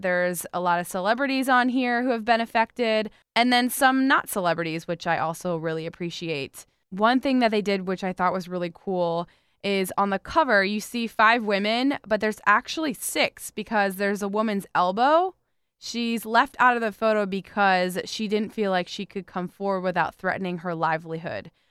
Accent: South Florida, United States; I grew up in South Florida

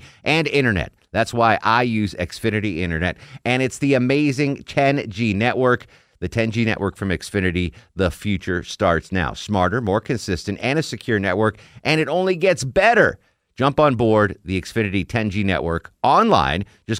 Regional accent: Torrington, Connecticut, United States

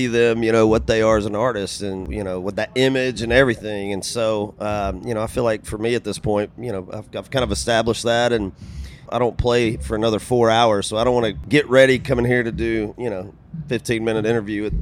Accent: Georgia, United States; My station in my hometown of Georgia

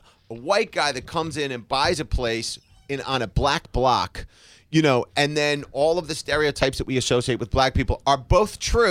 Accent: New Jersey, United States; I grew up in Jersey in a junkyard.

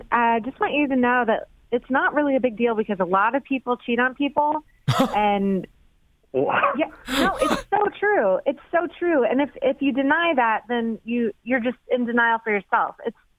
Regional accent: Miamisburg, Ohio, United States; I'm from Miamisburg, so Frickers is right down the street.

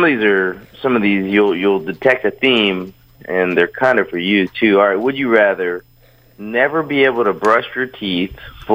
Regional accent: Anniston, Alabama, United States; now in Georgia, United States; I'm from Anniston. And it's not necessarily my hometown. When I say my hometown, I mean the majority of the towns around where I lived. I lived in a big city when it comes to Alabama.

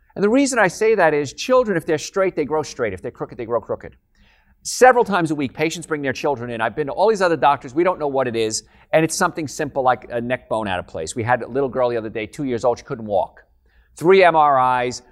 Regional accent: Hoboken, New Jersey, United States; moved away; I'm from New Jersey, actually, Hoboken, New Jersey.

